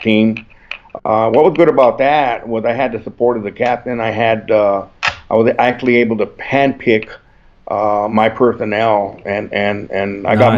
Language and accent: English; El Paso, Texas, United States; I was born and raised in El Paso, Texas